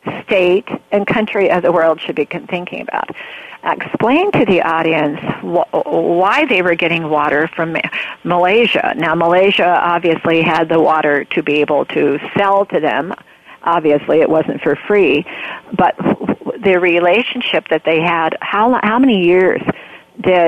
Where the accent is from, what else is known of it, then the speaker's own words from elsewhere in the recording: Oregon, United States; I grew up in Oregon